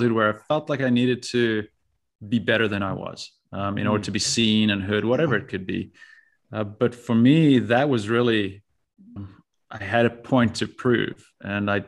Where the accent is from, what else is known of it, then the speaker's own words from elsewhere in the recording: South Africa; moved away as an adult; also born or lived in Tucson, Arizona, United States / Marseille, France; now in United States; I born and raised in South Africa, lived there until I was 18.